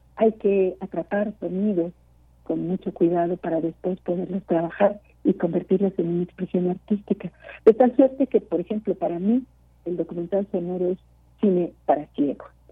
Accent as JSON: {"language": "Spanish", "country": "Mexico", "said": "somos dos mexicanas"}